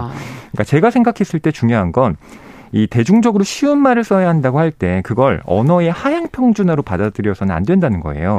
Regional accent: South Korea

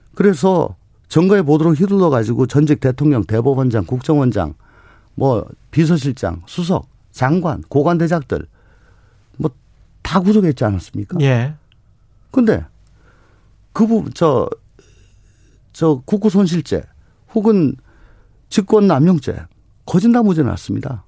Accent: Daegu, South Korea; 원래 대구가 고향입니다.

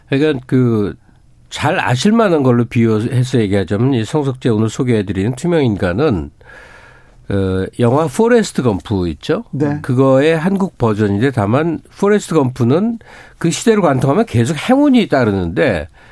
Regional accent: Seoul, South Korea; 저는 서울에서 나고 자랐기 때문에

